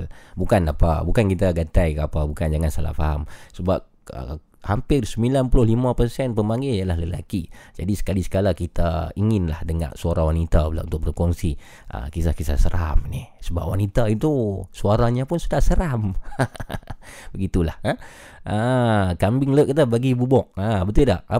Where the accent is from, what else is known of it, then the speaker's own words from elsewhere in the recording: Yan, Kedah, Malaysia; Saya dari Yan Kedah.